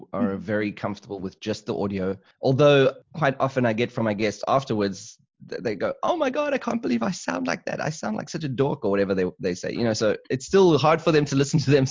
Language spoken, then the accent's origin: English; South Africa; moved away as an adult; now in Germany; I'm originally from South Africa, but I've since become a German myself.